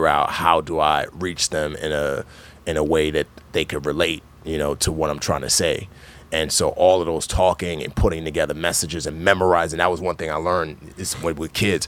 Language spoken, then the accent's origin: English; New York City, New York, United States; also born or lived in Nigeria; she permanently relocated us to New York City, and I grew up in the Bronx.